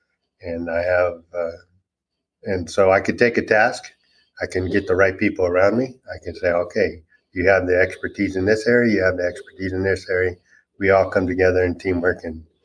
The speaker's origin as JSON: {"language": "English", "region": "California", "country": "United States", "moved": "as an adult", "lives_now": "Ozark, United States", "said": "I am originally from California. And we moved out here in Ozark in 2018"}